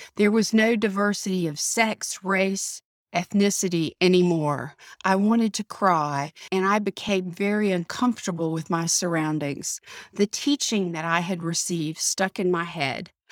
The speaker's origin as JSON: {"language": "English", "region": "the South", "country": "United States", "tie": "born or raised there", "said": "Growing up in the South, as I did"}